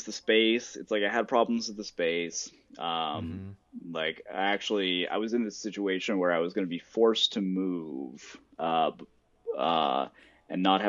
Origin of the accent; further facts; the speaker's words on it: Tennessee, United States; I'm from Tennessee